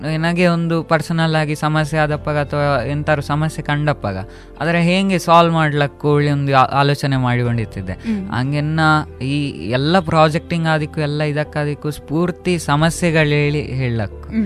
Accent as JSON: {"language": "Kannada", "town": "Puttur", "region": "Karnataka", "country": "India", "tie": "born or raised there", "said": "on ಮೂಲತಃ ಪುತ್ತೂರ್ನ ಹತ್ರ ಮುರ್ಗಜೇಳಿ ನನ್ನ ಮನೆ ಹೆಸರು ಕೆದಿಲ ಗ್ರಾಮಲ್ಲಿ ಮುರ್ಗಜೇಲಿ ನಾನು ಹುಟ್ಟಿದ್ದು"}